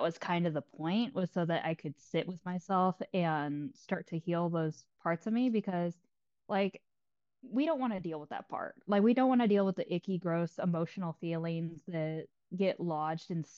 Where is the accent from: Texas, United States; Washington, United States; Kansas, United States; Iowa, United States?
Texas, United States; I'm from Texas